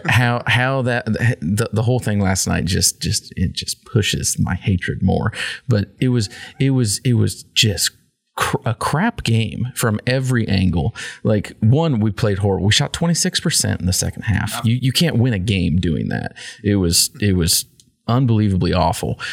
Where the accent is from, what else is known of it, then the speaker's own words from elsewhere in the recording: Kansas, United States; in Kansas we're more American than everybody else